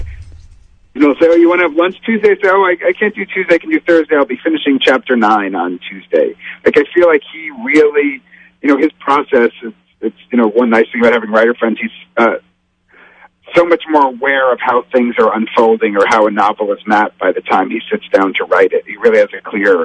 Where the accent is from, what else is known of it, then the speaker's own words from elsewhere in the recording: United States; I'm very American is the point. We've lived here a long time. My family have no relatives with accents or anything like that.